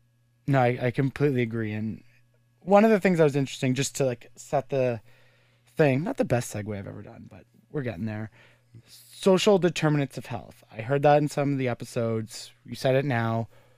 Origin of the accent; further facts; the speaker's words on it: Carleton Place, Ontario, Canada; I'm from Carlton Place